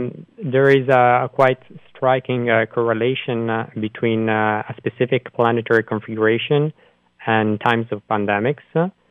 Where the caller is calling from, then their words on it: Brussels, Brussels-Capital Region, Belgium; I'm calling you from Belgium, actually, from Brussels.